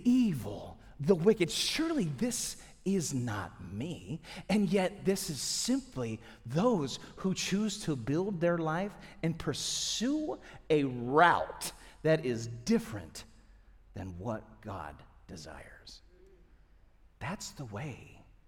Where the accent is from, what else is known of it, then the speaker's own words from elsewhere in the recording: St. Louis, Missouri, United States; now in Atlanta, United States; My wife and I grew up in St. Louis